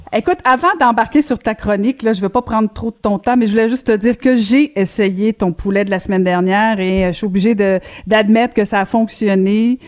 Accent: Quebec, Canada; les Québécois, on se collait davantage avec euh, l'Europe

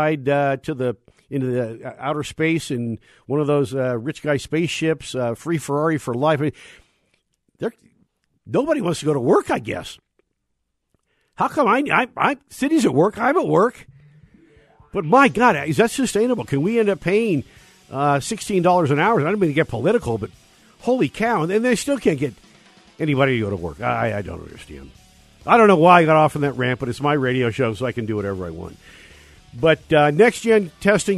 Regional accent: California, United States; my home state anyway, of California

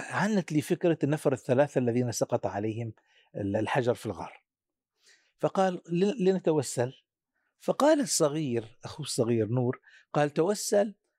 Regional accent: Syria; عندنا في سوريا

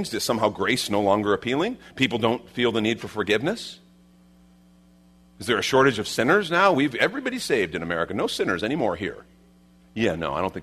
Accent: Chicago, Illinois, United States; I grew up in Chicago, right? You know, I didn't grow up in the Bible Belt

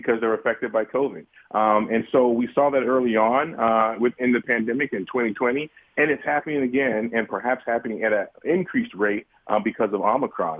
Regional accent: the South, United States; I'm from the South

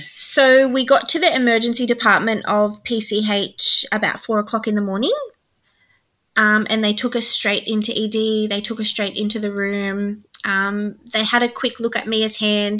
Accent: New South Wales, Australia; we're from New South Wales.

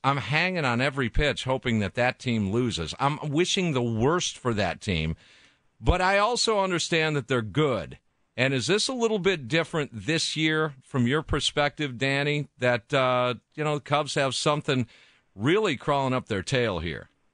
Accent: Kenosha, Wisconsin, United States; I grew up in Kenosha, so that's that's kind of the armpit of Chicago

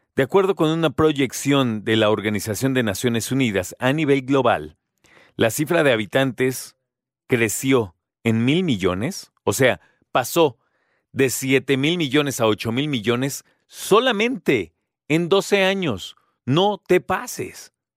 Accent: Mexico

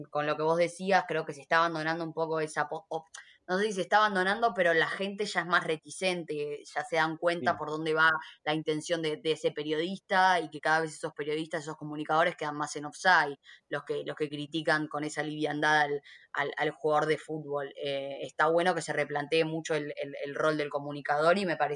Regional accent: Haedo, Buenos Aires Province, Argentina; also born or lived in Ramos Mejía / Saavedra, Buenos Aires; Al lado de Morón, soy de Aedo. Sí, sí, soy de, zona oeste. En realidad, hace poco, antes de que empezara la pandemia, me había mudado al barrio de Juji

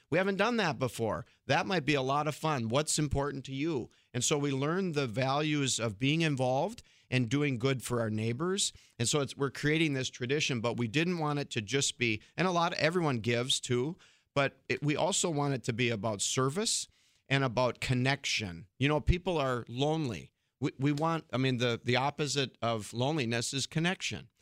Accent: Fargo, North Dakota, United States; I'm actually originally from Fargo

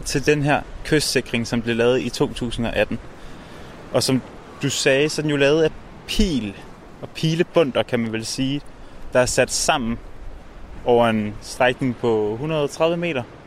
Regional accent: North Zealand, Capital Region of Denmark, Denmark; nu kommer jeg oprindeligt fra Nordsjælland af

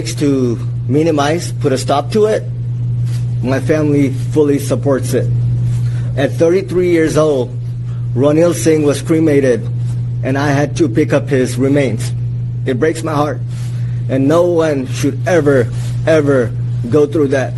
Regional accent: Fiji; English is a second language; now in United States; we are originally from Fiji Islands

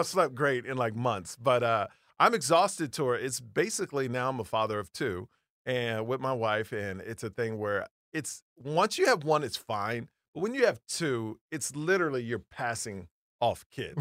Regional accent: Houston, Texas, United States; I grew up in Houston, Texas

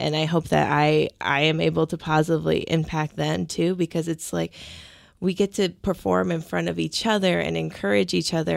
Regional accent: Seattle, Washington, United States; I grew up in Ballard

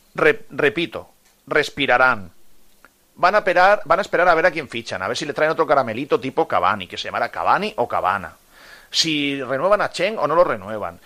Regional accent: Águilas, Region of Murcia, Spain; moved away as an adult; now in Valencia, Spain; yo soy de Águilas, de la provincia de, de Murcia, aunque llevo aquí 32 años

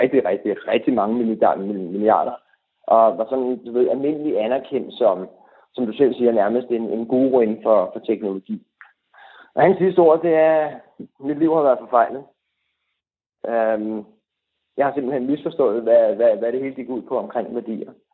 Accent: Denmark; vi som danskere

